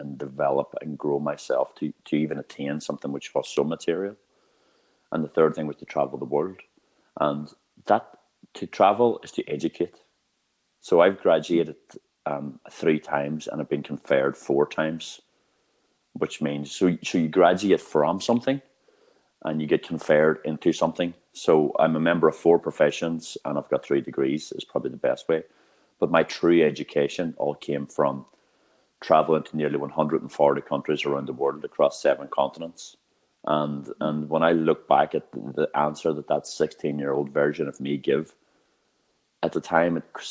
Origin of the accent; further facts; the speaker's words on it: Northern Ireland, United Kingdom; I come from Northern Ireland. And I grew up in a town which is the unemployment black spot of Europe.